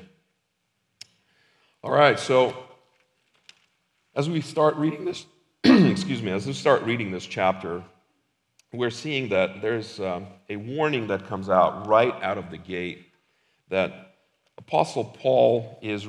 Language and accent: English; Ukraine; now in Lincoln, United States; we used to live in a different country, I'm from Ukraine